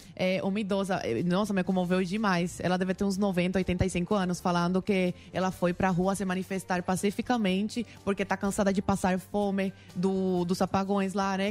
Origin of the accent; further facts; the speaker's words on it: Guantánamo, Cuba; Portuguese is a second language; also born or lived in Havana; now in Brazil; Eu nasci em Havana, fui criada em Guantánamo